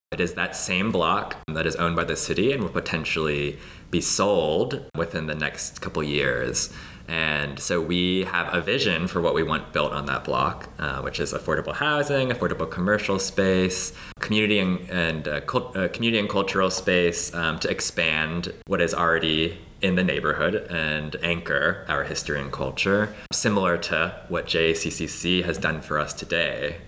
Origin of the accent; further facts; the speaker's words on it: Los Angeles, California, United States; I grew up in LA and I grew up in the Valley